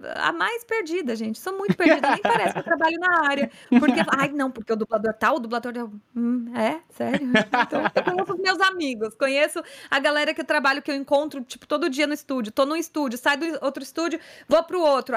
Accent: São Paulo, Brazil; eu sou de São Paulo, sou atriz, cantora, dubladora

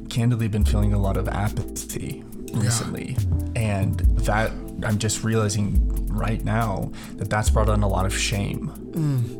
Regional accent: Denver, Colorado, United States; I grew up in Denver

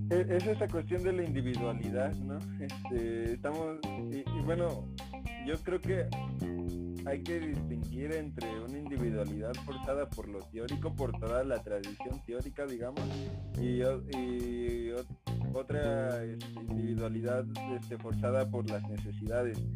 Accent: Mexico; nosotros como mexicanos

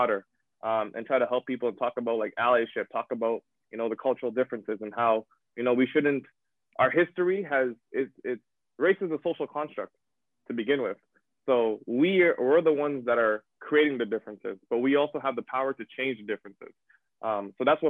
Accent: Toronto, Ontario, Canada; moved away as an adult; also born or lived in Sudbury; growing up in Toronto, a very diverse community

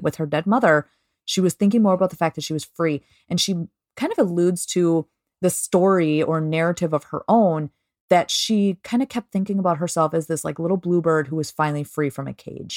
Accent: Minnesota, United States; we're from Minnesota

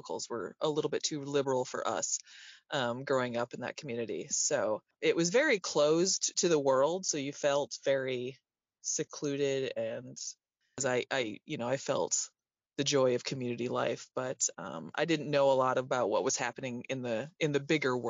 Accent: Grand Rapids, Michigan, United States; moved away as an adult; also born or lived in Boston area; now in Boston, United States; I grew up in Michigan. In western part of Michigan, like Grand Rapids area

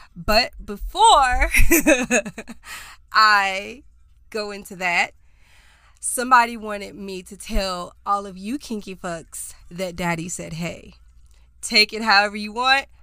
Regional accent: Charlotte, North Carolina, United States; I was born and raised in North Carolina. I lived in Charlotte.

